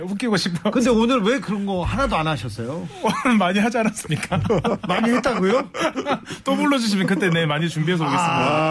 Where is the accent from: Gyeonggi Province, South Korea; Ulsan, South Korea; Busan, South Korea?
Busan, South Korea; moved away as an adult; now in Seoul, South Korea; 제가 사실 부산 출신인데 서울말을